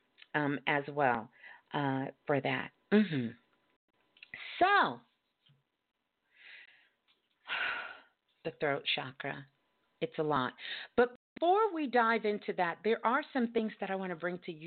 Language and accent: English; New York, United States; moved away; I'm originally from New York